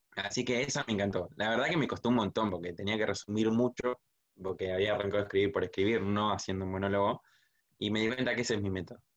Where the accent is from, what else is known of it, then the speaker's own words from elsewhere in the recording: Zárate, Buenos Aires Province, Argentina; por acá, por Zárate City, de donde soy sí. Zárate, provincia de Buenos Aires